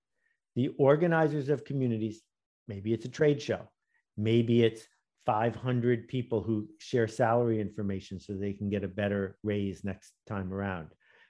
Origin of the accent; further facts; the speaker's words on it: Buffalo, New York, United States; I grew up in Buffalo, New York, and that was the headquarters of Fisher-Price